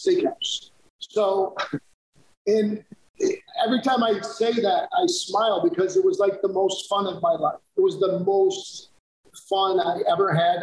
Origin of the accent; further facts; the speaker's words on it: United States; also born or lived in New Jersey / Western New York / Naples, Italy; now in Atlanta, United States; I grew up a little in Jersey and a little in Western New York